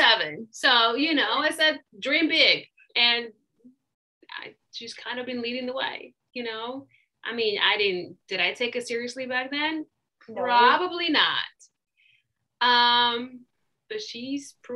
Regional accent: Russia; now in United States; I was born and raised in Russia, and my parents were immigrants

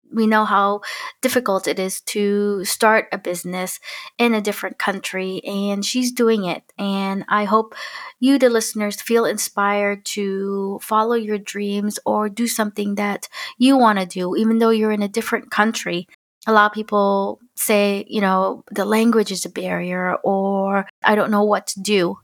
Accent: United States; now in Denmark; I'm an American Filipino mom living in Denmark

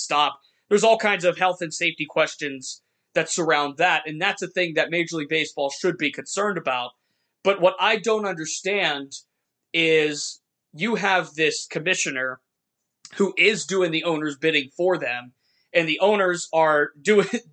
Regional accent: Youngstown, Ohio, United States; I grew up here in Youngstown where I'm sitting right now

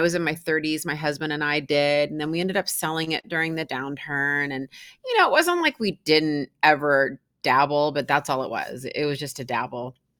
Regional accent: Seattle, Washington, United States; born and raised in Seattle, Washington.

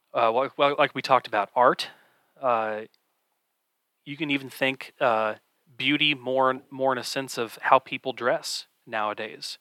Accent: Kansas City, Missouri, United States; I grew up in the Kansas City area as well. I do live in Kansas City proper

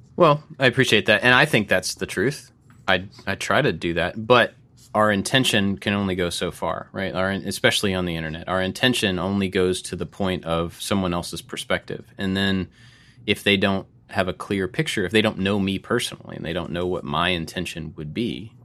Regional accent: United States; we are three white guys. We are American, just regular white guys

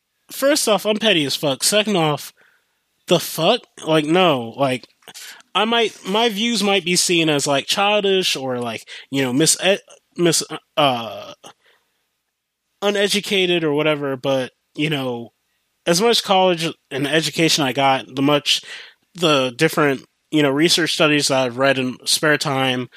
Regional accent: United States; I grew up in America

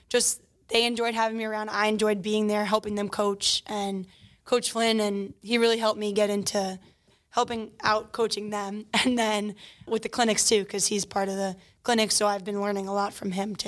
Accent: Long Island, New York, United States; I grew up in Garden State, Long Island

